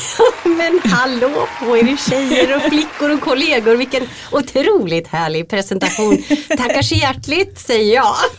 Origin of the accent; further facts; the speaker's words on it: Linköping, Östergötland, Sweden; Valla djurklinik i eh, Linköping där jag kommer ifrån